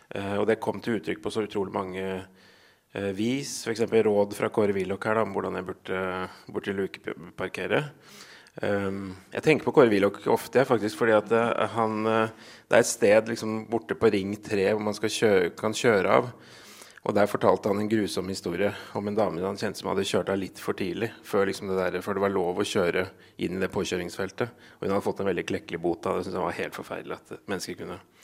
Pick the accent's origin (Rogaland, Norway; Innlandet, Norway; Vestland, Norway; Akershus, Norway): Innlandet, Norway; Gjøvik; Jeg kommer jo fra Gjøvik-traktene.